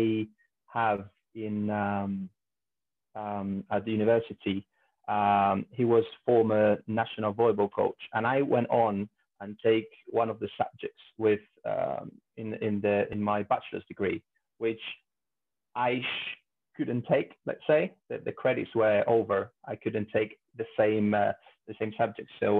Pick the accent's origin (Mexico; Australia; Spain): Spain; also born or lived in Italy; moved to Spain really young, about 5 years old. So I did all my schooling and high school or university in Spain